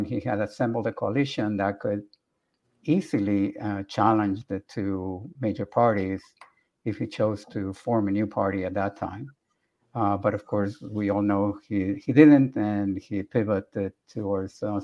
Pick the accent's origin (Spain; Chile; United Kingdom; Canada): Chile; now in United States; I'm originally from Chile